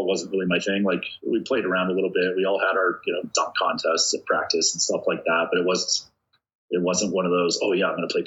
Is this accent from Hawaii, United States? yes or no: yes; Hawaii, United States; moved away; growing up in Hawaii where I'm being chased by a bunch of Samoan guys